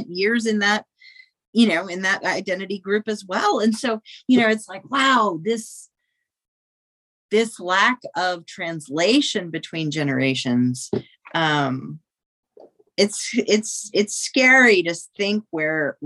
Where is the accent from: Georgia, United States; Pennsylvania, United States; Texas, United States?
Texas, United States; South; I grew up queer in South Texas.